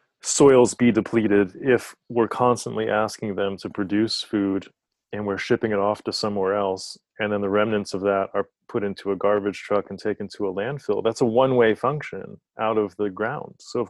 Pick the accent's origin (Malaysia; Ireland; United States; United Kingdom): United States; North Carolina; also born or lived in Hawaii / New York; This was in the Southeast. The southeastern United States, or the South, as other people might know it around the world, North Carolina.